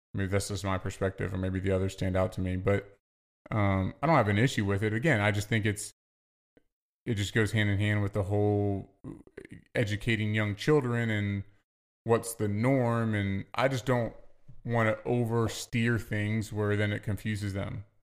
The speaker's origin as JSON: {"language": "English", "region": "Virginia", "country": "United States", "said": "I'm from the South, I say, \"Yes, ma'am, yes, sir.\""}